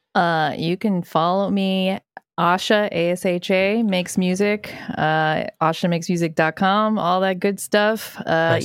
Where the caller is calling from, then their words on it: Los Angeles, California, United States; I'm calling from LA, baby.